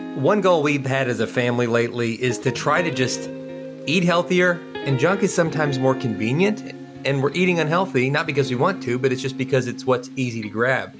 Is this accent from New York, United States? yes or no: no; Kentucky, United States; where we grew up in Kentucky